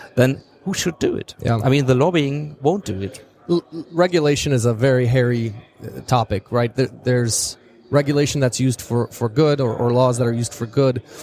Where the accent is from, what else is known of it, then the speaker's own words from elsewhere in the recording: Chicago, Illinois, United States; moved away as an adult; now in Silicon Valley, United States; I came from Chicago. That's where I, I grew up